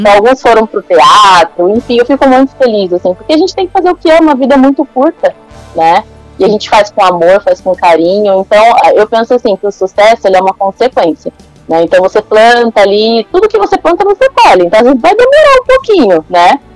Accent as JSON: {"language": "Portuguese", "town": "Osasco", "region": "São Paulo", "country": "Brazil", "moved": "as an adult", "lives_now": "Tatuí, Brazil", "said": "Eu sou de Osasco. Inclusive, eu tô aqui em Osasco hoje, né, falando com vocês. Estou na casa dos meus pais. E aí faz 10 anos já que eu moro em Tatuí"}